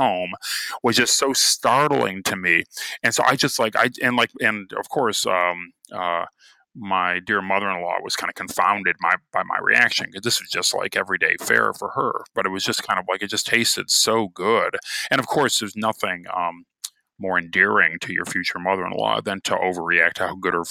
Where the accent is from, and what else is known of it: Cleveland, Ohio, United States; born or raised there